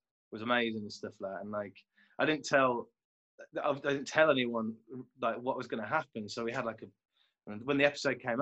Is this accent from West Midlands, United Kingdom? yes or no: yes; Kidderminster, West Midlands, United Kingdom; moved away; I'm from the Midlands originally. Like, I grew up like in Kidderminster, which is a small town just near the Black Country